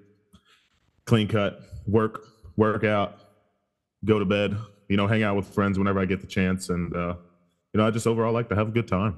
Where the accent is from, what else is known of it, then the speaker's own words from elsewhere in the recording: Germany; now in United States; I'm actually originally from Germany and moved here probably like 15 years ago or so, and pretty much moved around a lot.